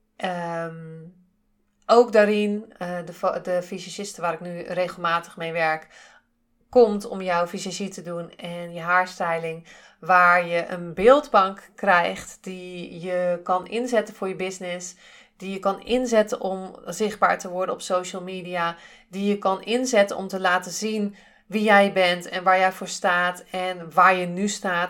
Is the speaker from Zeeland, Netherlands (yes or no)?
yes; Zeeland, Netherlands; accent: Zeeuws; ik kom uit Zeeland. Ik heb toch wel eh, eh, een, een Zeeuws accent met bepaalde woorden.